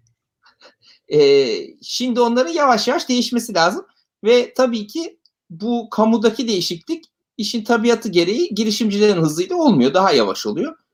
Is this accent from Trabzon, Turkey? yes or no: no; Ankara, Turkey; moved away as an adult; now in Istanbul, Turkey; Ankaralıyım ben